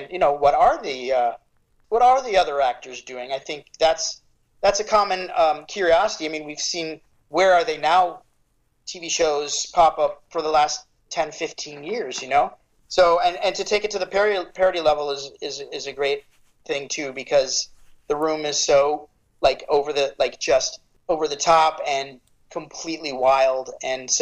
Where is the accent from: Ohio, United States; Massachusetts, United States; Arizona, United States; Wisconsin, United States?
Arizona, United States; Phoenix; I grew up in Phoenix. I love Phoenix